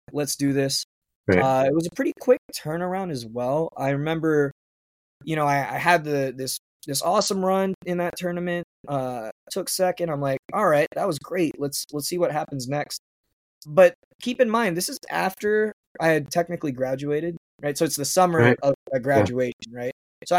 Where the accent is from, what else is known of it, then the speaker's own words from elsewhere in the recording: Hawaii, United States; I can compete at the national level with these guys, even though I'm just from Hawaii.